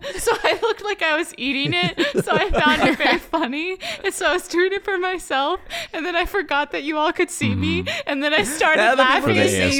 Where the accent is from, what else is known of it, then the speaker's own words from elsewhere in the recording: California, United States; I'm from California. I used to dance when I was younger, and I danced all through college.